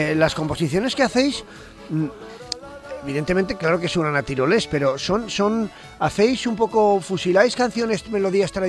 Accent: Barañáin, Navarre, Spain; No, bueno, yo soy de Barañain, pero...

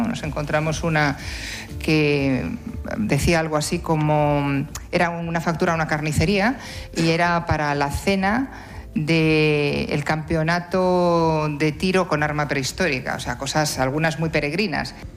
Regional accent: Cantabria, Spain; desde esta larga experiencia como cántabros

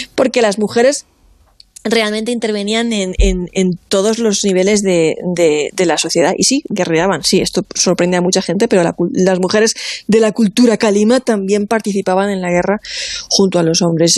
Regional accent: Alicante, Valencian Community, Spain; moved away; unas fotos de Alicante, de mi tierra

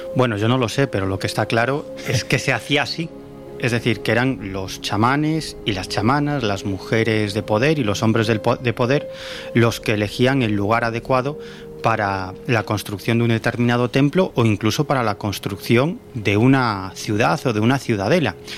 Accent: Galicia, Spain; En mi tierra

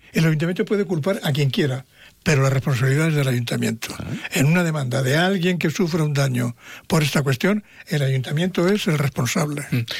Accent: Mérida, Extremadura, Spain; moved away; del pueblo donde yo nací. Sabéis que yo soy de Mérito Augusta.

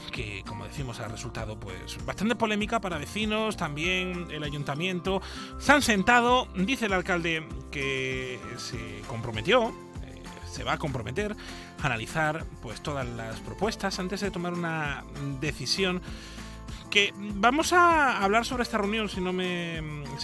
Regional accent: Cádiz, Andalusia, Spain; somos, de Cádiz

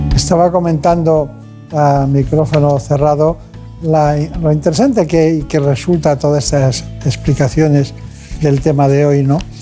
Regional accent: Campanet, Balearic Islands, Spain; Yo de un pueblo que se llama Campanet, en Mallorca

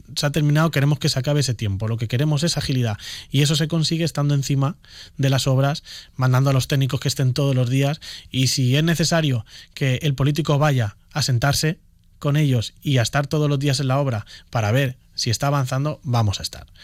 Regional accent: Elche, Valencian Community, Spain; yo soy de Carrús. Yo soy de Carrús. Nadie me tiene que decir a mí qué es lo que necesita Carrús, que es el barrio en el que he estado viviendo 28 años de mi vida

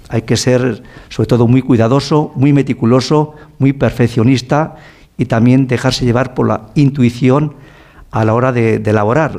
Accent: Ribera del Duero, Castile and León, Spain; Yo nací en la Ribera del Duero, como dice mi madre, eh, naciste casi debajo de una planta, debajo de una cepa

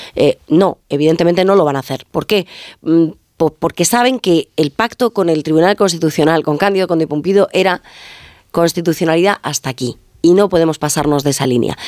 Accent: Ferrol, Galicia, Spain; otros somos de Ferrol

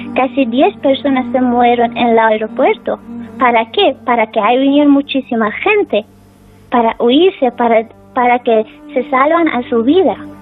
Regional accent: Afghanistan; Spanish is a second language; now in Spain; está mi familia en mi país y estoy aquí

